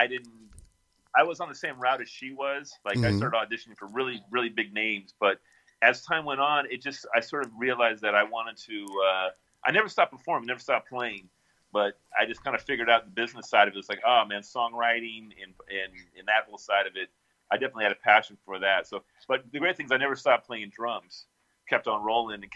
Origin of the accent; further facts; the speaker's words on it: the Bay Area, California, United States; I grew up in the Bay Area also